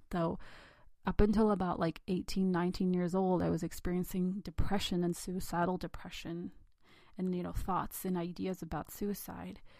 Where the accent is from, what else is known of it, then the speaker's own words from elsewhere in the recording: India; God forbid I be an independent thinker as a girl, as an Indian girl.